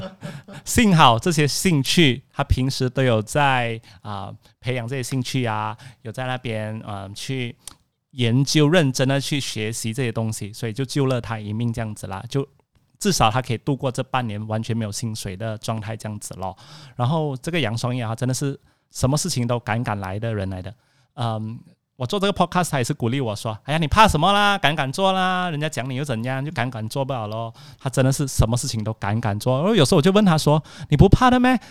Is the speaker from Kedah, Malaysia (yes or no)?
yes; Alor Setar, Kedah, Malaysia; moved away; 我这个星期回到我的老家 Alosta， 在Alosta的书房